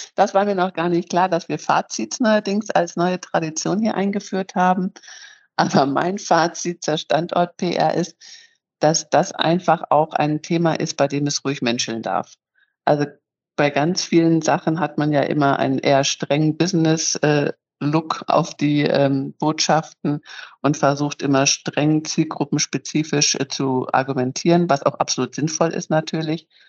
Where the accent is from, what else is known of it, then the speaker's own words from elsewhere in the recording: Northern Germany, Germany; moved away as an adult; also born or lived in Munich; now in Bremen, Germany; als waschechte Norddeutsche